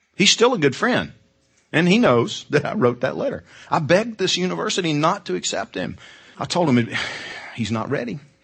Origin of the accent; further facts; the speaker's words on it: Georgia, United States; I'm from Georgia.